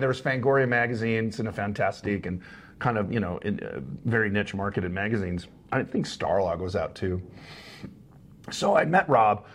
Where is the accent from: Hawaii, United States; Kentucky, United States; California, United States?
California, United States; Los Angeles; my street that I grew up on in Van Nuys